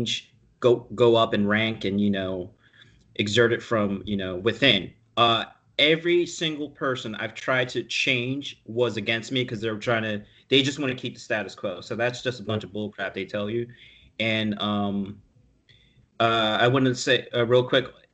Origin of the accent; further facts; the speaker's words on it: Philadelphia, Pennsylvania, United States; I grew up in Germantown